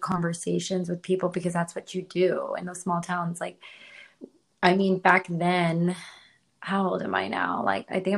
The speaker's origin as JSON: {"language": "English", "town": "San Antonio", "region": "Texas", "country": "United States", "tie": "born or raised there", "also_born_or_lived": "Washington State", "moved": "as an adult", "lives_now": "Austin, United States", "said": "I was born on the Canadian border, but I was raised on the Mexican border"}